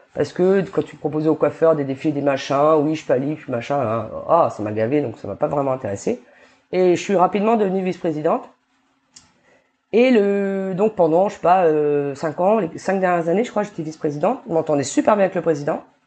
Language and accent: French; New Caledonia; j'ai grandi en Calédonie